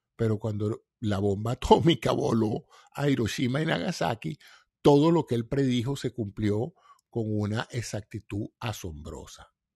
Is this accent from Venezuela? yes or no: yes; Venezuela; todos somos venezolanos